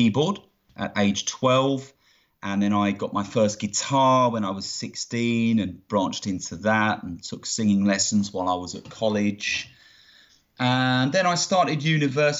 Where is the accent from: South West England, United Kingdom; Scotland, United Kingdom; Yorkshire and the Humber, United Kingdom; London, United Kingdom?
London, United Kingdom; Greater; now in Aylesbury, United Kingdom; I was born and raised in Greater London, so the outskirts of London in not-so-sunny England